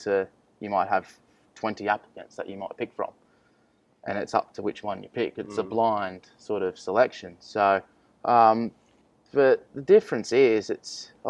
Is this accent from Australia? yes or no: yes; Penrith, New South Wales, Australia; I'm from Penrith